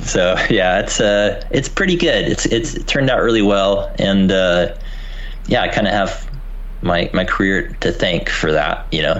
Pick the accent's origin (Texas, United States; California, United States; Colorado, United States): California, United States; moved away as an adult; also born or lived in Savannah, Georgia / Los Angeles; So I am from California originally. And I went to Savannah, Georgia, Savannah College of Art and Design.